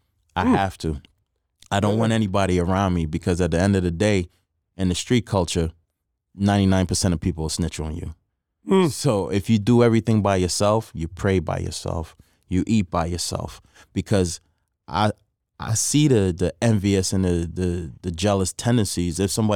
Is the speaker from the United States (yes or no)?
no; Trinidad & Tobago; Growing up in Trinidad, again, you know, I was around a lot of Hindus, Muslims, Christians, but I follow the Hindu faith